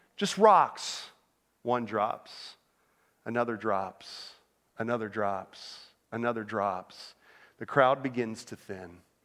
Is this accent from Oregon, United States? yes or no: no; Orlando, Florida, United States; moved away as an adult; also born or lived in Northern Pennsylvania; I grew up in Orlando, Florida